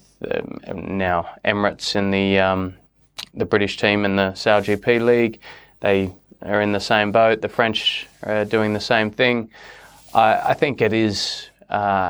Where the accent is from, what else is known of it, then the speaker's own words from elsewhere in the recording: Australia; I'm an Australian and an American US citizen. I proudly represent both countries. My mum's 100% American